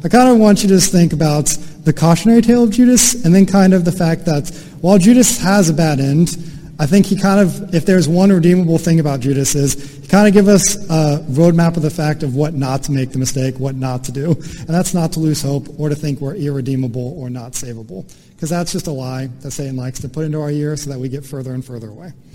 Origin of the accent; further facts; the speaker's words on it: United States; as an American